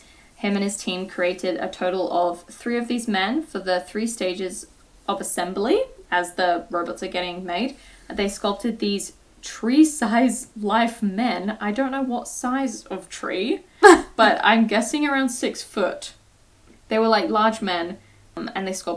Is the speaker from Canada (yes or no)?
no; United Kingdom; I'm British